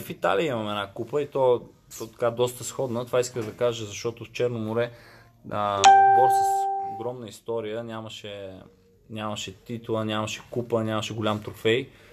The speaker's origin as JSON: {"language": "Bulgarian", "town": "Gorni Bogrov", "region": "Sofia City", "country": "Bulgaria", "also_born_or_lived": "Italy", "moved": "as an adult", "said": "съм от село Горни Богров, което е много близко до София"}